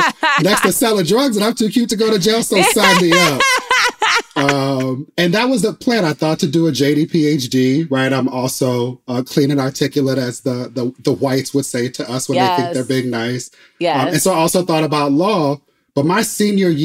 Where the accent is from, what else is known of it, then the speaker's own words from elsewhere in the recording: Inglewood, California, United States; I grew up in Inglewood, California